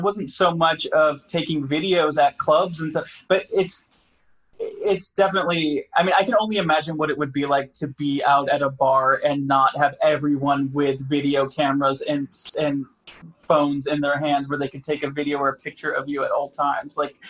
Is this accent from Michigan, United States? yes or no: yes; Grand Rapids, Michigan, United States; now in Los Angeles, United States; No, I grew up in Michigan.